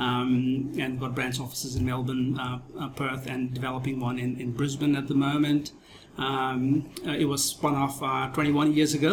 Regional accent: Nepal; moved away as an adult; also born or lived in India / Thailand / Japan; now in Australia; I was born and bred in Nepal

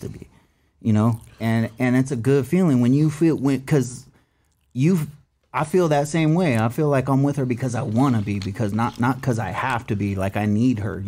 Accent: California, United States; also born or lived in Orange County, California; I'm Cali boy. Born and raised

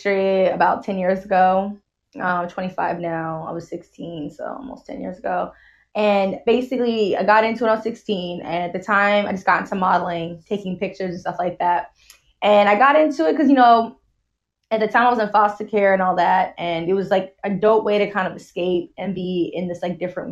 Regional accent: New York City, New York, United States; moved away as an adult; also born or lived in Boston; now in Canada; I'm from the Bronx, New York

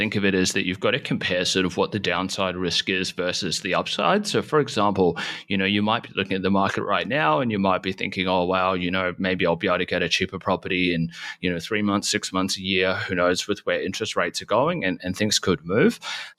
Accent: New Zealand; moved away; I'm actually from New Zealand initially.

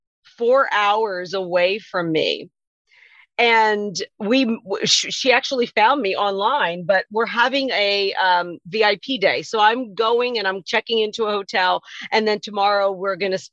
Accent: Wilmington, Delaware, United States; also born or lived in Philadelphia area / Caribbean / Mexico; now in Washington State, United States; I'm from Wilmington, Delaware, and the Philadelphia area, which is on the eastern shore of the United States

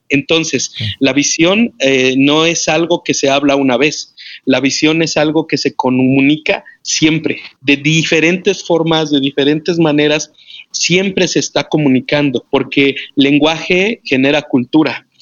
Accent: Mexico City, Mexico; moved away as an adult; now in Morelia, Mexico; Yo soy de la Ciudad de México, eh, Distrito Federal, pero ahora, eh, hace 13 años venimos de la Ciudad de México

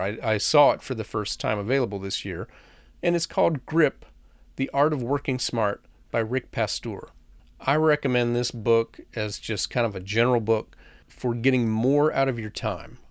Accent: the South, United States; I grew up in the South

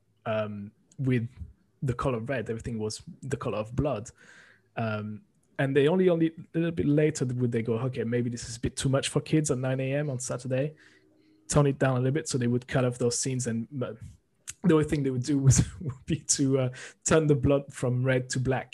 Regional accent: France; moved away; growing up in France with anime

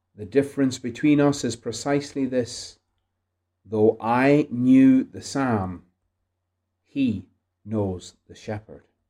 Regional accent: Ireland; Being Irish

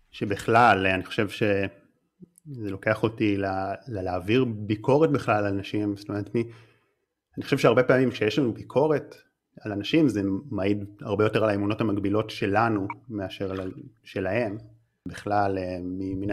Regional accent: North, Israel; אני במקור מהצפון, אה, אני עדיין נוסע הרבה לתל אביב, אבל די, לא רוצה יותר לגור במרכז

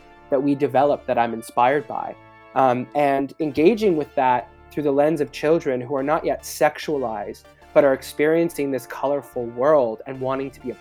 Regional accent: Canada; especially as English Canadian filmmakers

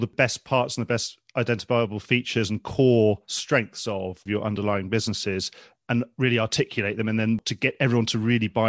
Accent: United Kingdom; as British people

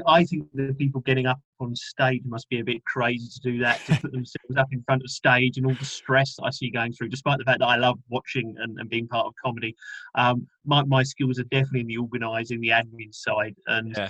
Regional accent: London, United Kingdom; I'm from London and still pretty much based around there

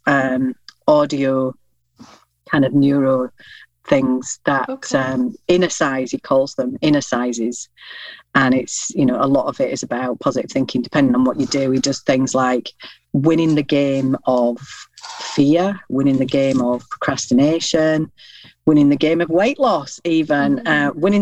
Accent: Yorkshire and the Humber, United Kingdom; I'm a Yorkshire lass

